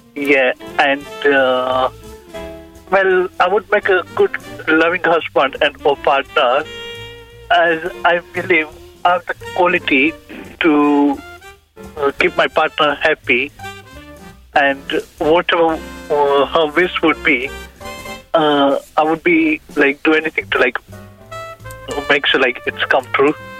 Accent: India; now in United Kingdom; I'm from India uh, originally. Uh, lives here with my parents in UK

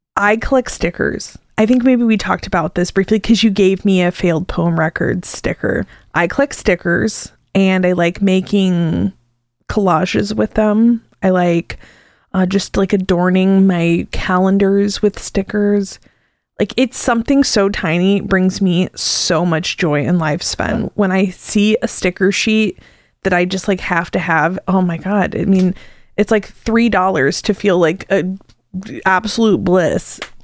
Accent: Arcola, Illinois, United States; moved away as an adult; now in Champaign-Urbana, United States; I moved back to the area from my hometown of Arcola

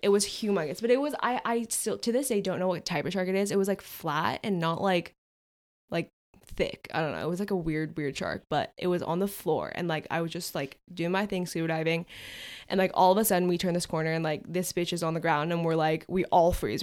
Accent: California, United States; we're from California. We, we go to the beach all the time

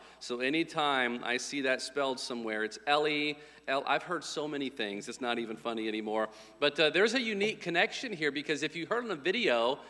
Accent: Geneseo, Illinois, United States; now in California, United States; where I grew up in Geneseo, Illinois.

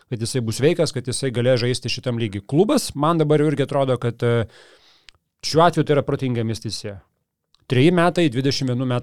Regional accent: Aukštaitija, Lithuania; accent: Aukštaitian; pasakiau kaip aukštaitis

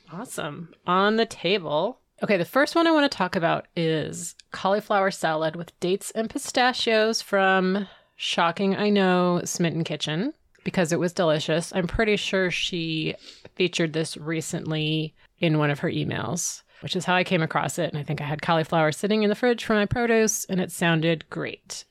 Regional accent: California, United States; As a Californian, you get you get the gold rush and you get the missions

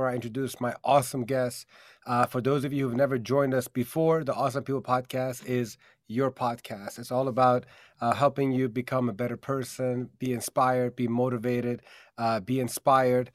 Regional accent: DMV area, United States; in the DMV area, my hometown area

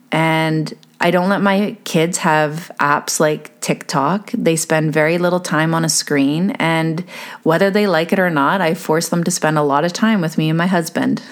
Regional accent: Canada; being Canadian

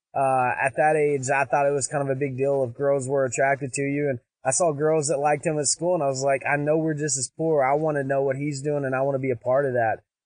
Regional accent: Pine Bluff, Arkansas, United States; I'm a kid from Pine Bluff, Arkansas in a trailer park

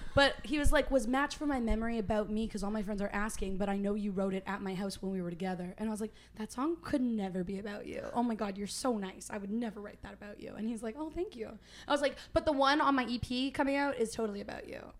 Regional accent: Uxbridge, Ontario, Canada; moved away as an adult; now in Nashville, United States; I'm based in Nashville right now, but I'm from Uxbridge, Ontario.

